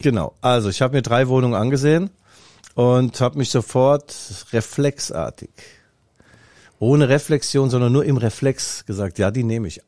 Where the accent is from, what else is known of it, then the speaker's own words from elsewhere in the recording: Raunheim, Hesse, Germany; accent: Hessian; now in Leipzig, Germany; bin ja nicht in Mainz geboren, sondern in Rauenheim. Das ist äh, beim Flughafen äh, Frankfurt